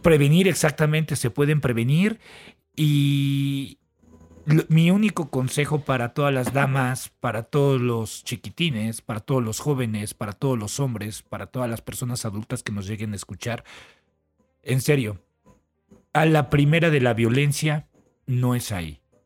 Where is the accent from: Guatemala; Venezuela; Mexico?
Mexico; como mexicano